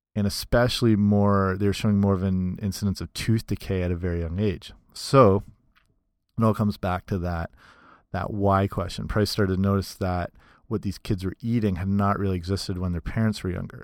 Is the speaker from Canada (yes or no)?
yes; Canada; I'm Canadian